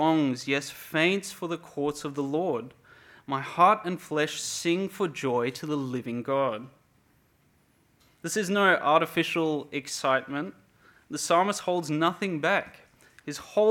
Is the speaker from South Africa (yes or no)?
yes; Cape Town, Western Cape, South Africa; now in Perth, Australia; I'm originally from Cape Town, South Africa, and I've been here for 15 years of my life